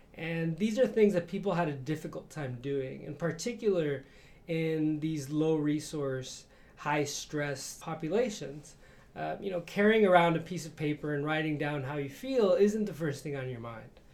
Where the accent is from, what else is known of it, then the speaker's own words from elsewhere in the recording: Chicago, Illinois, United States; moved away as an adult; I grew up in Chicago